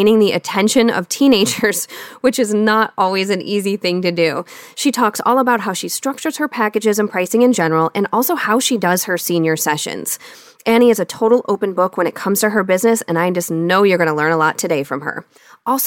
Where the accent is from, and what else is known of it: Michigan, United States; accent: Michigan